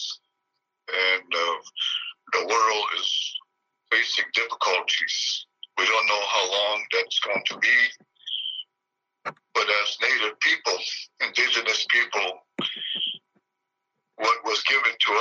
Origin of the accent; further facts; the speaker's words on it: Pine Ridge Indian Reservation, South Dakota, United States; I'm from the Pine Ridge Indian Reservation in the state of South Dakota